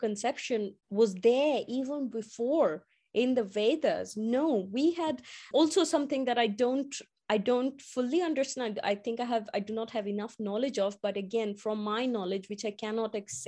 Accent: India; moved away; as I grew up in India

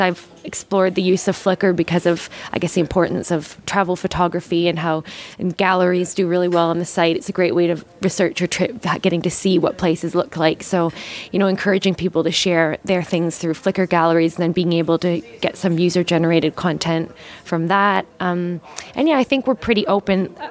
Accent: Newfoundland and Labrador, Canada; moved away as an adult; also born or lived in Toronto / Heidelberg, Germany / London, England; now in Melbourne, Australia; I'm actually from uh, the east coast of Canada. I was born in Toronto and grew up um, in Newfoundland and went to high school in Toronto

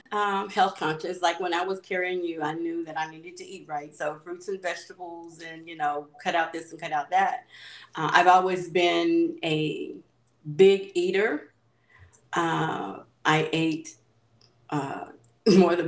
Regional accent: Hayti, Missouri, United States; moved away as an adult; also born or lived in Caruthersville / California; growing up in Hayti and going to be in Hayti and Cartersville

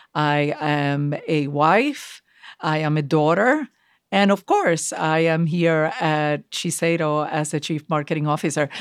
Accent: Puerto Rico; now in United States; growing up in Puerto Rico as a Puerto Rican Jew

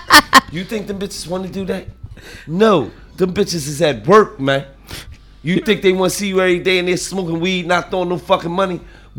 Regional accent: Lancaster, Pennsylvania, United States; No, where you from, nigga? I'm from Lancaster.

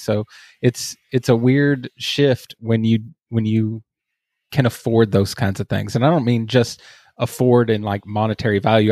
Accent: Texas, United States; as you can probably hear from my accent. I am from Texas

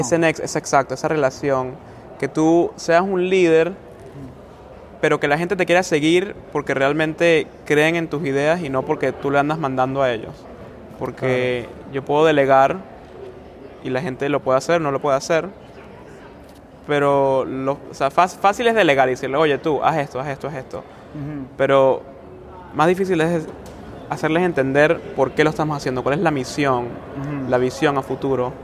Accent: Caracas, Capital District, Venezuela; also born or lived in South Bend, Indiana; now in Maryland, United States; yo nací en Caracas. Em, interesante, yo soy venezolano

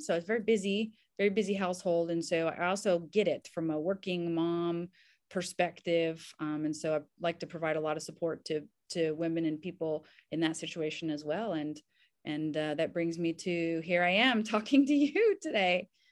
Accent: Southern Kentucky, United States; also born or lived in Indiana; now in Nashville, United States; I'm actually technically from Southern Kentucky, and grew up in Kentucky and Indiana here in the US

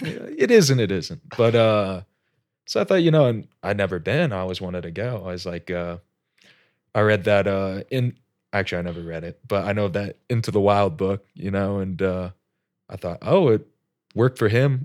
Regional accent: Indianapolis, Indiana, United States; moved away as an adult; also born or lived in Alaska; generic Midwest kid, born, raised Indianapolis

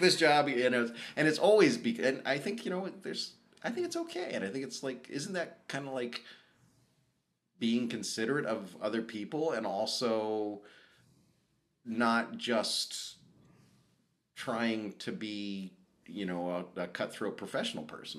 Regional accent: the South, United States; I grew up in the South

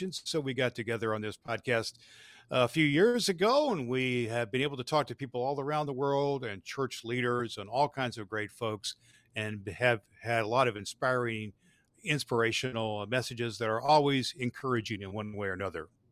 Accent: near Terre Haute, Indiana, United States; one of the churches I grew up in. It's called Youngstown United Methodist Church, a little tiny church outside of Terre Haute, Indiana.

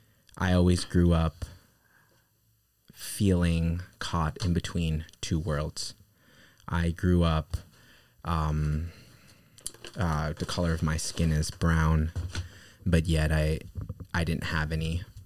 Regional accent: Manhattan, New York, United States; I grew up in Manhattan, more specifically on the Upper West Side.

